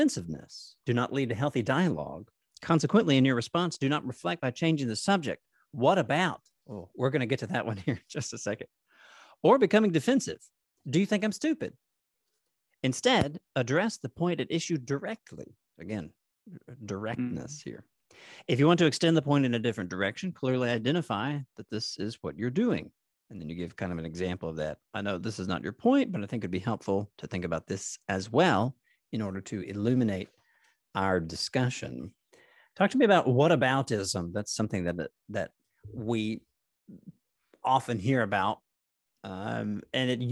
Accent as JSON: {"language": "English", "town": "Nashville", "region": "Tennessee", "country": "United States", "tie": "born or raised there", "said": "growing up in Nashville"}